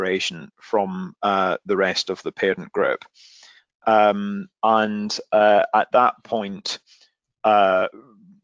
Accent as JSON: {"language": "English", "town": "Glasgow", "region": "Scotland", "country": "United Kingdom", "tie": "born or raised there", "said": "I grew up in Glasgow"}